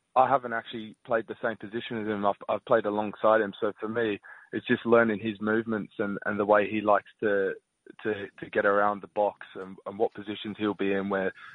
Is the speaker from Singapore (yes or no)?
no; England, United Kingdom; now in Brisbane, Australia; I was born in England. I lived there when I was younger, so just got to support my roots